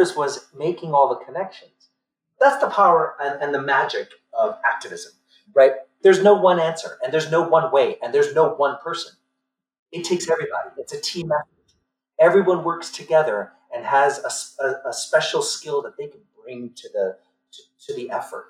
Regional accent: New York City, New York, United States; I grew up in the Linden Projects of East New York, Brooklyn

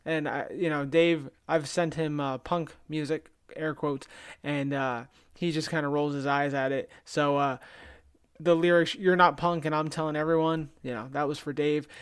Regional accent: New Jersey, United States; my hometown in New Jersey

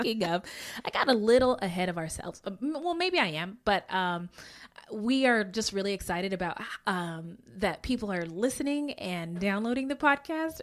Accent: Bay Area, California, United States; I grew up in the Bay Area

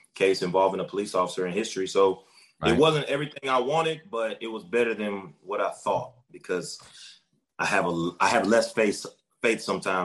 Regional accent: Georgia, United States; also born or lived in Athens, Georgia / Atlanta, Georgia / New York; I am a black man. I'm from Georgia. I moved in between Athens and Atlanta, Georgia. In my life, my dad lived in Atlanta. My mom lives in Athens.

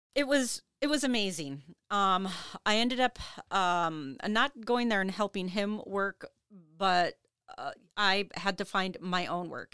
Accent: Duluth, Minnesota, United States; also born or lived in Superior, Wisconsin; I was born and raised here in Duluth

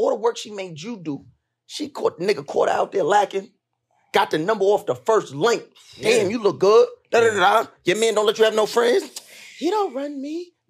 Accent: Long Island, New York, United States; also born or lived in Brooklyn, New York; So I'm from Long Island, but I'm a Brooklyn nigga. Shout out to Flatbush.

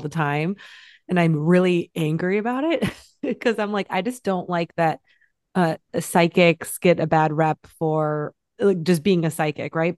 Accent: Michigan, United States; 15 minutes from where I grew up in Michigan

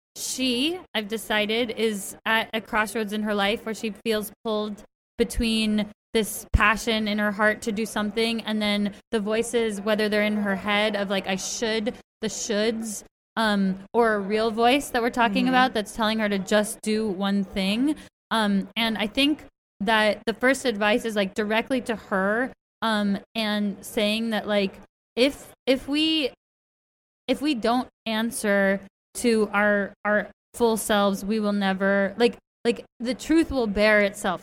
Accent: Berkeley, California, United States; I'm from the Bay Area where you live. I was born at the same hospital that your children were born at, Alta Bates

